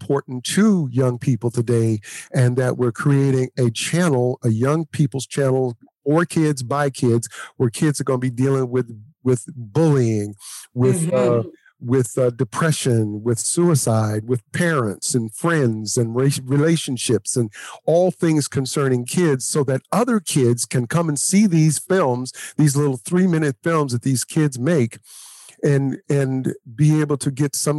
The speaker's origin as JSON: {"language": "English", "region": "Louisiana", "country": "United States", "said": "but we're from Louisiana. So, you know, kissing cousins is not, you know."}